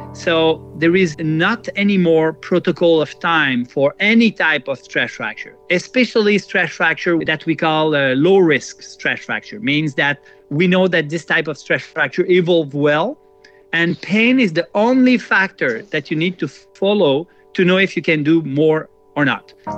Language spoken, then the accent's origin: English; Quebec, Canada; also born or lived in Jura, Switzerland; I immigrated when I was young, 10 years old and uh, so I grew up in Canada, and I feel a lot more Canadian and Quebecer than uh, Swiss.